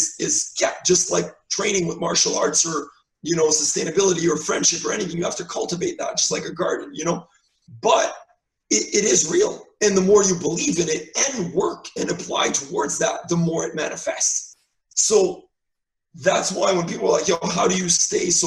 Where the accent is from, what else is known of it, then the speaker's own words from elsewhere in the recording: Canada; as a Canadian